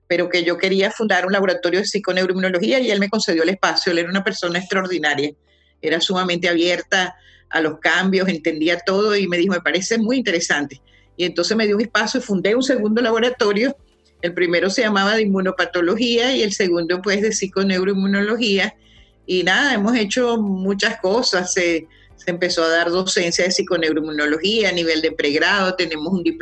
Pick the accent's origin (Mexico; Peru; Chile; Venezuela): Venezuela; Y cuando regresé a Venezuela, fíjate, entré a trabajar en una facultad de medicina.